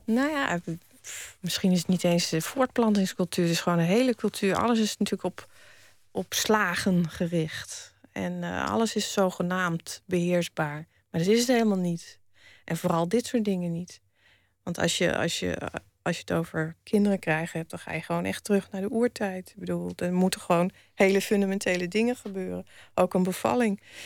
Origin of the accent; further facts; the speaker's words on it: Wageningen, Gelderland, Netherlands; Ik ben opgegroeid in Wageningen